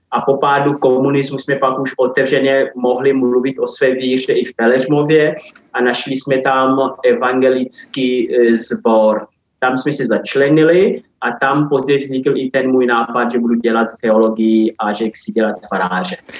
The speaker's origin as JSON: {"language": "Czech", "country": "Angola", "moved": "as an adult", "lives_now": "Czech Republic", "said": "pořád se cítím zároveň i jako Angolán"}